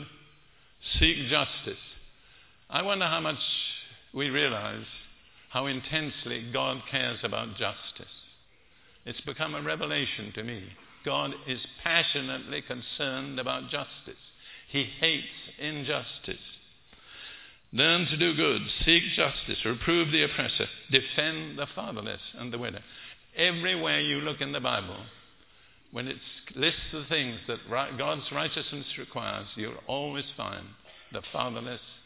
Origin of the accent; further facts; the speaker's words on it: United Kingdom; now in United States; I'm British